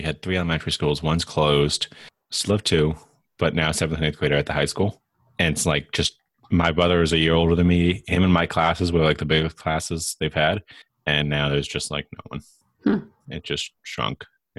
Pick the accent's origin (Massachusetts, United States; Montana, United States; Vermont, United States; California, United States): Massachusetts, United States; Boston area; I was born in Boston, about an hour away. But the house I grew up in... Sorry, the house I grew up in is the house I'm in right now. But the house I was born into is about 10 minutes that way. I was there till I was about 2.5, 3.